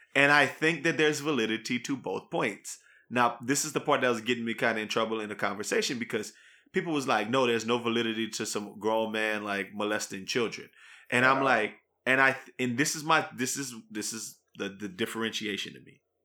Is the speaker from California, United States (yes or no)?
no; New Iberia, Louisiana, United States; we grew up in New Iberia where it's like uh, 50 50 black Catholics to black Baptists